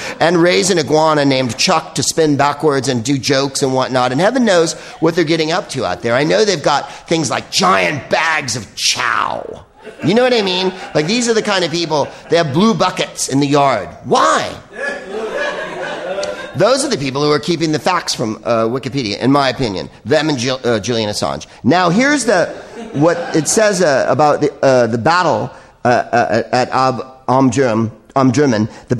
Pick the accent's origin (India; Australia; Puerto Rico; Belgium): Belgium; I'm from Belgium.